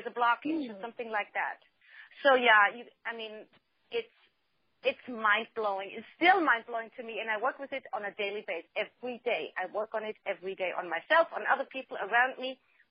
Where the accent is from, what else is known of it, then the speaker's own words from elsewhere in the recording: Germany; now in United States; I'm originally from Germany